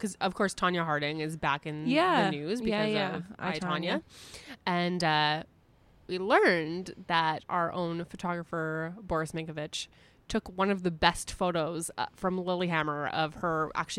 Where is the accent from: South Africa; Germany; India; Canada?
Canada; I also feel like I know a fair amount about hockey just being like a Canadian woman who's watched TV before.